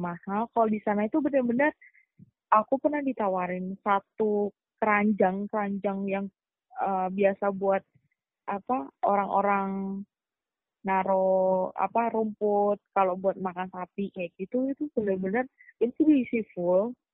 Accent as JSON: {"language": "Indonesian", "town": "Yogyakarta", "region": "Special Region of Yogyakarta", "country": "Indonesia", "tie": "born or raised there", "also_born_or_lived": "Jakarta / Kayong Utara, West Kalimantan", "moved": "as an adult", "said": "asalnya dari Jogja benar-benar asli Jogja"}